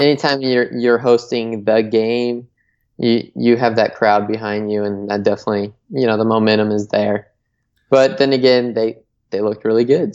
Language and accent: English; Michigan, United States; my home state here. I'm going to go with Michigan